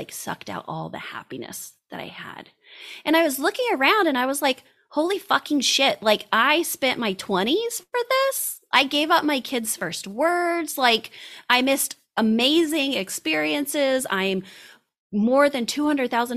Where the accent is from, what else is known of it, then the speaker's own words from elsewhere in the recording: Indiana, United States; I'm from Indiana, went to a small college, went out to med school, came back to Indiana